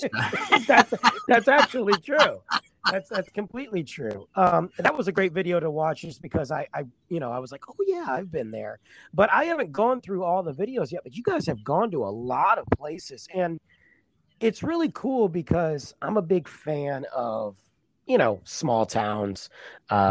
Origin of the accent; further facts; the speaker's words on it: Michigan, United States; now in Texas, United States; I'm from Michigan uh, originally, and I've been in Texas about 11 years